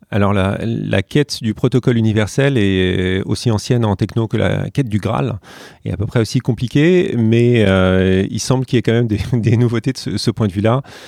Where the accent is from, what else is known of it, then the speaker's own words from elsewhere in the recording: France; je suis français